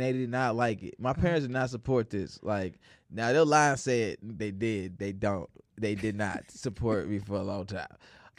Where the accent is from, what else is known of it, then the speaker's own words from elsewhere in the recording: Chicago, Illinois, United States; also born or lived in St. Louis; I was born in St. Louis until I was about 7 years old, and then I was forced to move because I was a child. I did not have a say. And we came to Chicago, and then we moved out to the suburbs right after that.